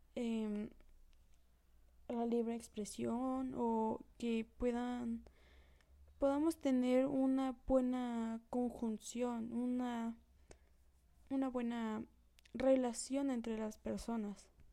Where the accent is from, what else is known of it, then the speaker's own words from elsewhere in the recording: Mexico; nuestra, mm, nuestra nacionalidad como mexicanos